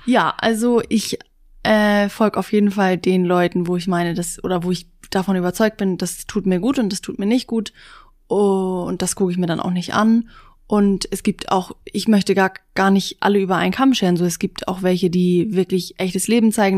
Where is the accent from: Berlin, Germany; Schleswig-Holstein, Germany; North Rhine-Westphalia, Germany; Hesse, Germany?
Schleswig-Holstein, Germany; Busdorf; ich komme aus Bußdorf, das ist in der Nähe von Schleswig